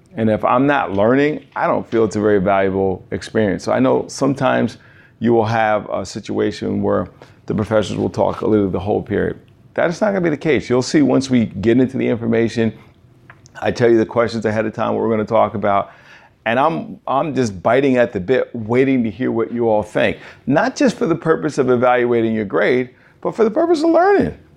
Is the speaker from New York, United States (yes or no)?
yes; New York, United States; I'm a New Yorker.